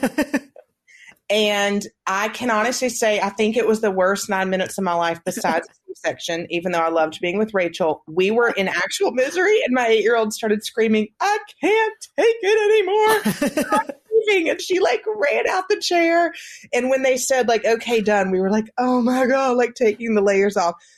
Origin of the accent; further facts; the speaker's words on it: the South, United States; we're from the South